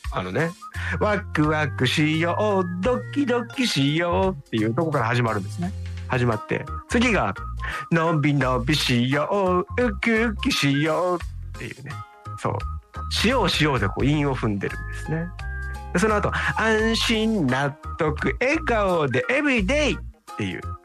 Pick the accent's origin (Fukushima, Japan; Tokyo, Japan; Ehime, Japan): Tokyo, Japan; moved away as an adult; now in Okinawa, Japan; 僕なんか本当に比較的都心に生まれ育った